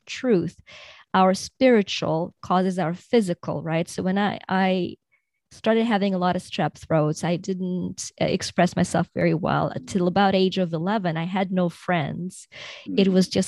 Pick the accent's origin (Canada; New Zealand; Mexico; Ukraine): Ukraine; I was born in Soviet Union in Ukraine, which is now Ukraine, but was a part of the Soviet Union.